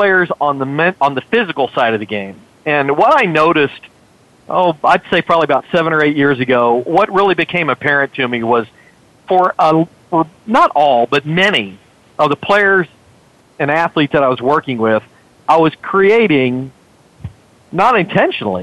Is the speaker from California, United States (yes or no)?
no; McAllen, Texas, United States; my hometown, McAllen, Texas, when I was growing up